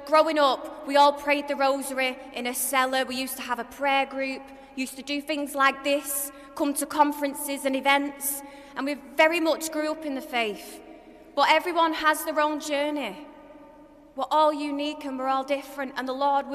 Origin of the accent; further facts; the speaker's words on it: Manchester, North West England, United Kingdom; I'm from Manchester, you could probably tell by my accent